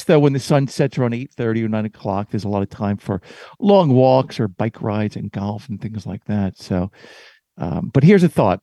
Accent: New Jersey, United States; my home state, the great state of New Jersey

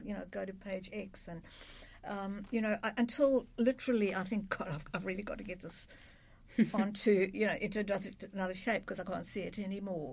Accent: South Africa; moved away; I was growing up in South Africa

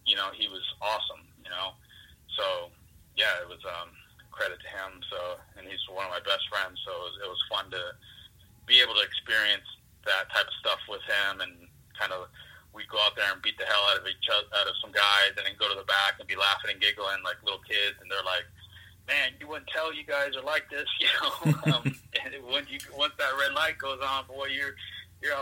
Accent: Fontana, California, United States; now in Pennsylvania, United States; I grew up in Fontana, California.

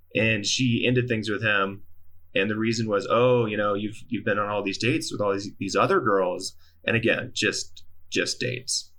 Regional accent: Mississippi, United States; moved away as an adult; also born or lived in Salt Lake City, Utah; I'm from Mississippi, and so it wasn't Mormon young, but it was Mississippi young

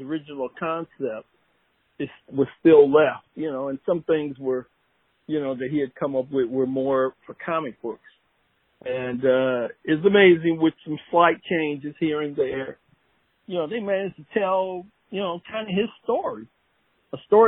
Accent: Detroit, Michigan, United States; I grew up in Detroit, Michigan.

